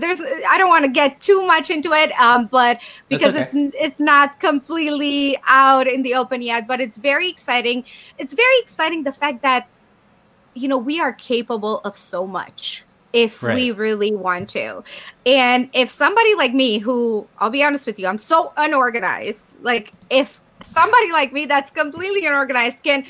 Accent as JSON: {"language": "English", "country": "Romania", "tie": "born or raised there", "moved": "as an adult", "lives_now": "United States", "said": "my home country in Bucharest, in Romania."}